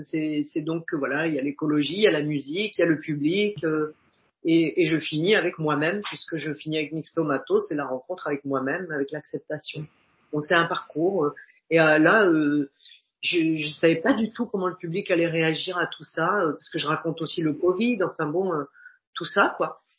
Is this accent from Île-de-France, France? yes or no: yes; Paris, Île-de-France, France; avec mon allure de titi parisien